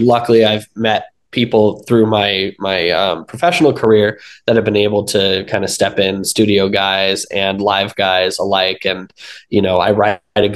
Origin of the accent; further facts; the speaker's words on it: Los Angeles, California, United States; I was born and raised in Los Angeles